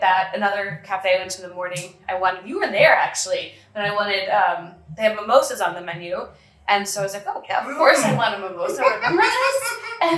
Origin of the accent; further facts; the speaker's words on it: United States; now in San Pedro, Belize; I am from the States